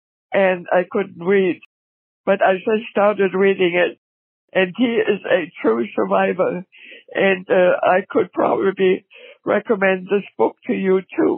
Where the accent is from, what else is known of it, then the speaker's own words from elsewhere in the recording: Pomerania, Germany; also born or lived in Berlin; We are German. {S3} Okay. {S4} We lived in a small village. My whole family on my mother's side, we're all from Berlin.